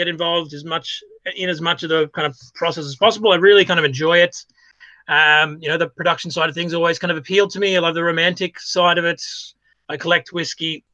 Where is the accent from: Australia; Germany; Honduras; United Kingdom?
Australia; Byron Bay, New South Wales; now in Ireland; I am Australian by birth. I grew up in a place called Byron Bay.